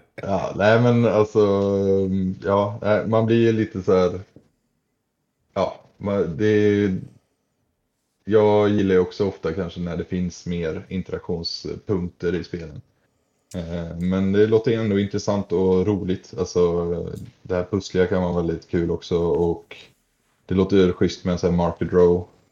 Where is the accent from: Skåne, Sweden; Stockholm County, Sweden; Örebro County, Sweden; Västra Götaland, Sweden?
Västra Götaland, Sweden; Nossebro; moved away; hemma i Nossebro där jag är ifrån